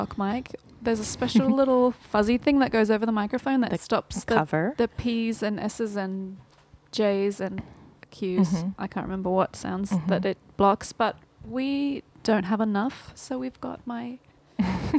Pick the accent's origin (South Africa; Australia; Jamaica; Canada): Australia; So I'm Australian, in case you hadn't picked that up.